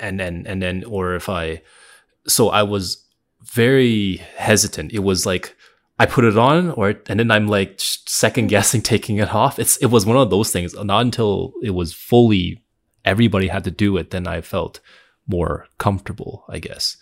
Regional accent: Canada; I grew up in in Canada the, my whole life.

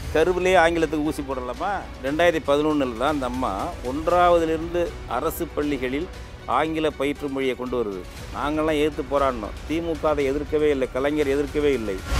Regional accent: Tamil Nadu, India; first language Tamil; எங்கள் இனம் தமிழ் இனம் எங்கள் தாய்மொழி தமிழ் எங்கள் தேசம் தமிழ் தேசம்

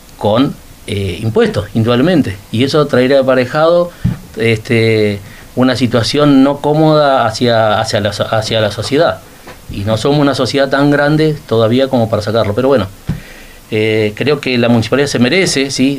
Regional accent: Río Gallegos, Santa Cruz, Argentina; yo soy nacido en Río Gallegos, tengo 59 años

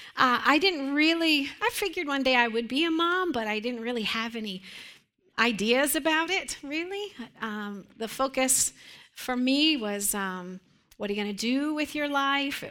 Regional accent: Western Pennsylvania, United States; I grew up in Western Pennsylvania in a church that was built probably in the late 1800s

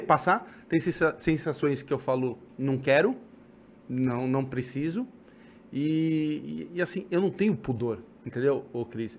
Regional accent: São Paulo, Brazil; eu sou de São Paulo

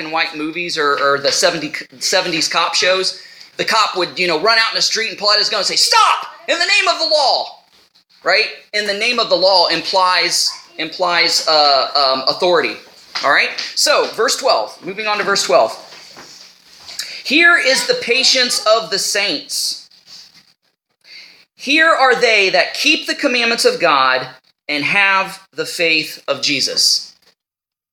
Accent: United States; I am an American. You know, that's my nationality. I've taken on the name of the place that I come from. I'm an American.

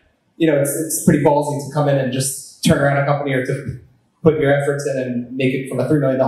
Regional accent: Elizabeth, New Jersey, United States; I'm actually from close to where you live. I'm from Elizabeth, New Jersey.

